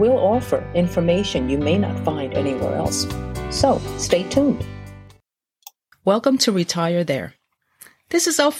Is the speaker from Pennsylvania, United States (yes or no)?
no; New York City, New York, United States; also born or lived in Brazil; I was born in Brazil, South America, from an Asian family, and grew up in Brooklyn, New York.